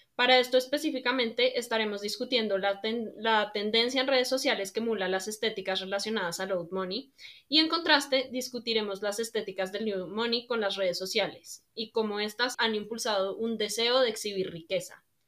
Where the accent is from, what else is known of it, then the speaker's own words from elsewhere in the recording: Colombia; soy colombiana de ascendencia libanesa